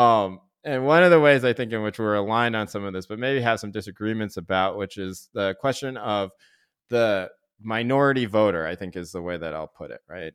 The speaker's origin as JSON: {"language": "English", "town": "Chapel Hill", "region": "North Carolina", "country": "United States", "tie": "born or raised there", "moved": "yes", "lives_now": "Berkeley, United States", "said": "growing up in Chev Hill, North Carolina, Tobacco Road"}